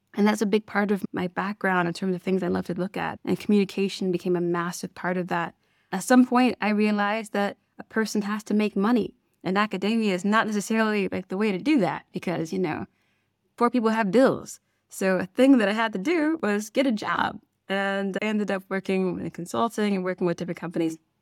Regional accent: Detroit, Michigan, United States; moved away as an adult; I am originally from Detroit, Michigan, like we said, and for me, I grew up with a family that worked in ministry.

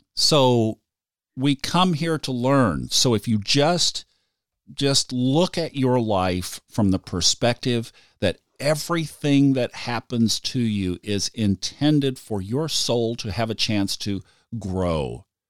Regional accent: Tulsa, Oklahoma, United States; I grew up in Tulsa, Oklahoma

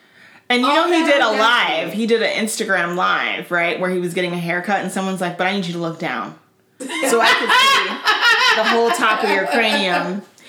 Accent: Tennessee, United States; moved away; also born or lived in Florida; I grew up in Tennessee.

